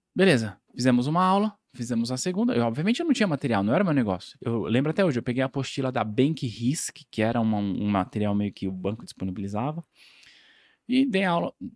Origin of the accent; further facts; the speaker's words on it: São Paulo, Brazil; also born or lived in Ubatuba; eu sou de São Paulo